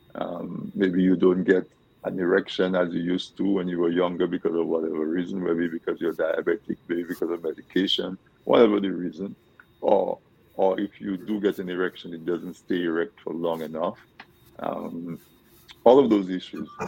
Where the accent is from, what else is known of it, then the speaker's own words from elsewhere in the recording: Dominica; we grew up in Dominica eating certain foods